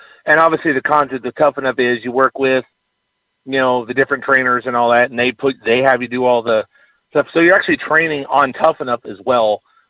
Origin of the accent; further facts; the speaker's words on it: California, United States; moved away as an adult; now in Texas, United States; because I'm originally from California. I moved out to Texas 3 years ago.